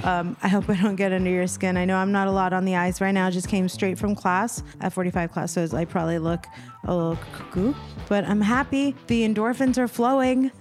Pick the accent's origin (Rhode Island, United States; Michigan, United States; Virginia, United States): Virginia, United States; Arlington; also born or lived in Washington, D.C.; now in Los Angeles, United States; I'm from Virginia, Washington, D C